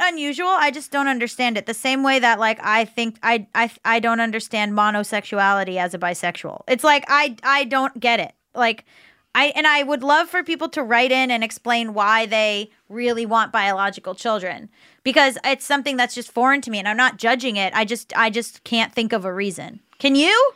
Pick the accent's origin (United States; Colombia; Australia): United States; Florida; I was growing up in Florida